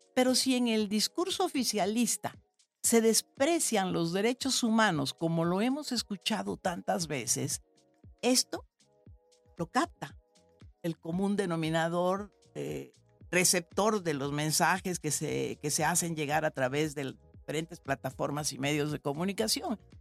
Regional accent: San Andrés Tuxtla, Veracruz, Mexico; also born or lived in Xalapa, Veracruz; yo tuve el privilegio de hacer la primaria en la primera escuela activa de América Latina que fundó en San Andrés Tuxtla, Veracruz, de donde soy originaria

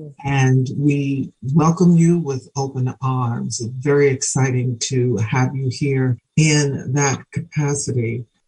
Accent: Philadelphia, Pennsylvania, United States; I grew up in Philly.

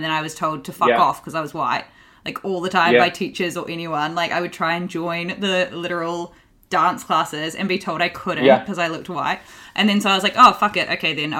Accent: New Zealand; I grew up with a white mum and a brown dad. I'm from New Zealand and he's Māori, which is our Indigenous people. And I'm mixed race, but I got my mum's skin.

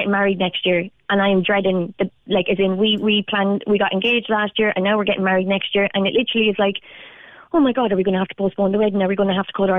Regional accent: Limerick, Munster, Ireland; moved away as an adult; now in Charleville, Ireland; we moved down to Charleville from Limerick because of the house prices then, and that we couldn't afford to live in Limerick, and where I'm from.

